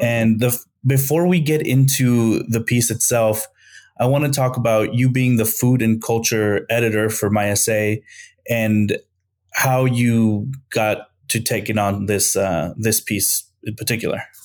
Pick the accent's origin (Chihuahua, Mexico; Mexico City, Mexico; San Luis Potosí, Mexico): San Luis Potosí, Mexico; I'm from Mexico, I'm from San Luis Potosí, Mexico